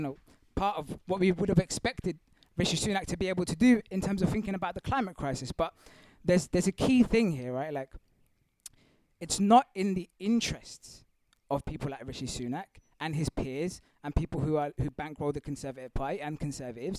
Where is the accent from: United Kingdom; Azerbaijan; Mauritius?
Mauritius; I'm of African descent. I also have South Asian ancestry, but I'm from Mauritius, East Africa.